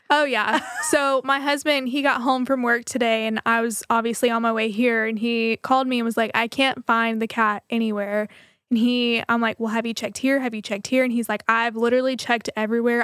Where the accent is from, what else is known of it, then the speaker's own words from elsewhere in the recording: Waco, Texas, United States; I'm from Waco